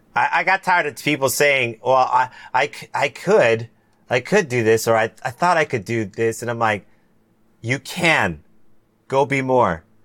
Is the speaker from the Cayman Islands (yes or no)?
yes; Cayman Islands; I'm from the Cayman Islands. That's where, who, where I'm from.